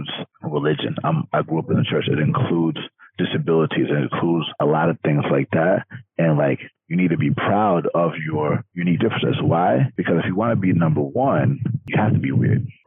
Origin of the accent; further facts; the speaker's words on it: Atlanta, Georgia, United States; I'm from Atlanta. Like, most of us are black out there